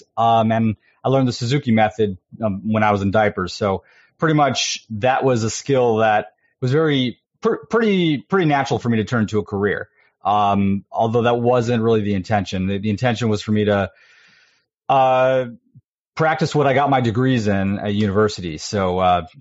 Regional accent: Buffalo, New York, United States; I'm originally from upstate, Buffalo, New York, like almost near Canada, upstate.

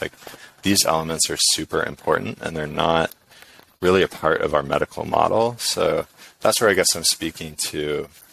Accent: San Diego, California, United States; I'm from San Diego

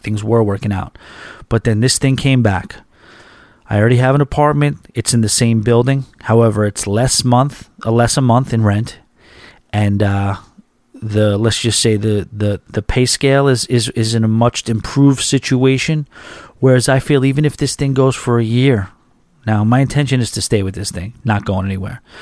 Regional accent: New York, United States; moved away as an adult; now in Boca Raton, United States; I'm a New Yorker

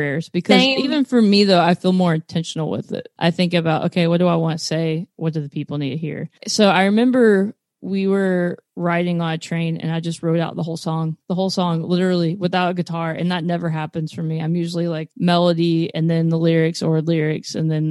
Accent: Texas, United States; now in Nashville, United States; I Southeast Texas. So I moved here actually to not

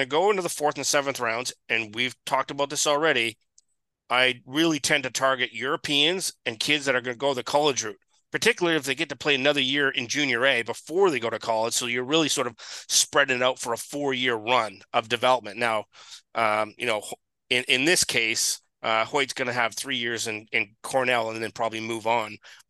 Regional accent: British Columbia, Canada; moved away; My hometown, it's a BC Hockey League team, so I'm very familiar with the BC Hockey League, watched it a lot when I lived out in the West Coast.

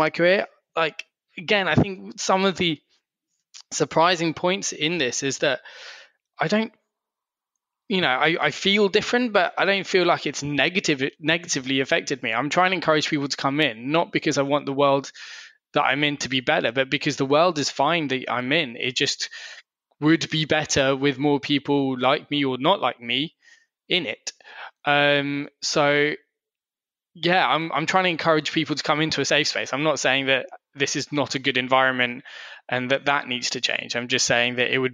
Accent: Surrey, South East England, United Kingdom; I grew up in Surrey

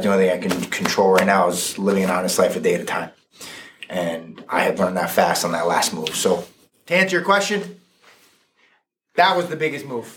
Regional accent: Fairfield, United States; I grew up in Fairfield, went through Fairfield schools

